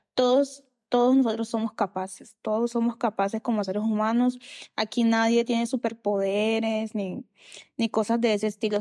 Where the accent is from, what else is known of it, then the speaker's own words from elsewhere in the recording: Riohacha, La Guajira, Colombia; moved away as an adult; irme de la ciudad donde nací crecí, que es en Rihuacha, en La Guajira